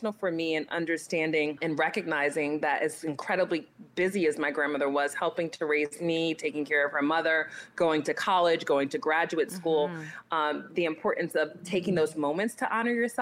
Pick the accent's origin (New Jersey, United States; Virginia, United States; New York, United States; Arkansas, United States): New Jersey, United States; Newark; I was born and raised in Newark, New Jersey